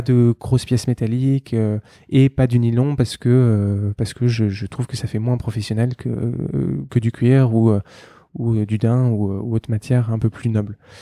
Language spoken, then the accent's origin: French; Paris, Île-de-France, France; je suis euh, parisien, né, euh, né à Paris